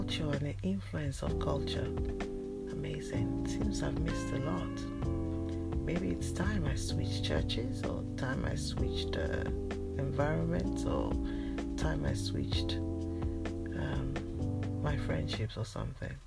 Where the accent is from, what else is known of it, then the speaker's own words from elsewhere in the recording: Nigeria; now in United Kingdom; I am Nigerian born, even though I've lived in the UK for over 20 years now